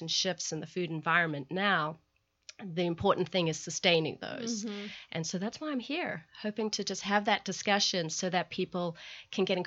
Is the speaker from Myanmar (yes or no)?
no; South Africa; moved away; growing up in South Africa